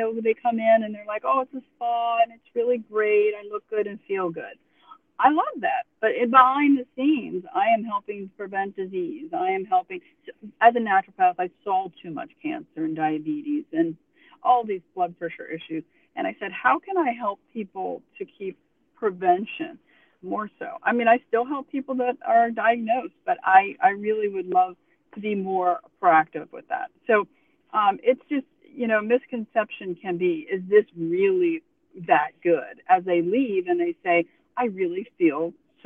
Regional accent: Pennsylvania, United States; now in Tuscaloosa, United States; I'm from Pennsylvania, so I've experienced the cold and the woods and being in that up in the mountains

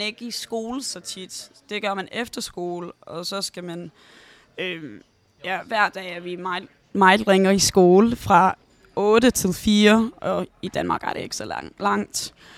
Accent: London, United Kingdom; Danish is a second language; jeg boede i North London med min mor og min bror hele mit liv

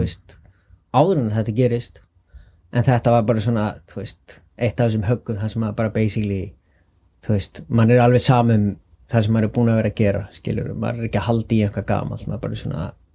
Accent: Álftanes, Capital Region, Iceland; Ég er uppalinn á Altanesi

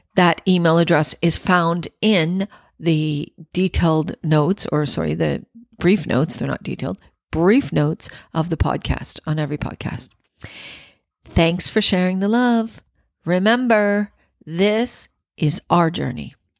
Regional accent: Scarborough, Ontario, Canada; also born or lived in Penetanguishene, Ontario; I grew up in Scarborough

